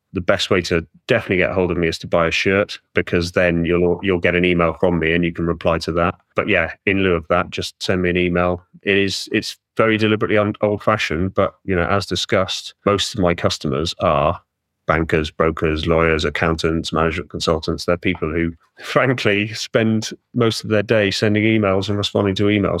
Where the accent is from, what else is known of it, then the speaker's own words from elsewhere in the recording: Welsh, Wales, United Kingdom; I'm Welsh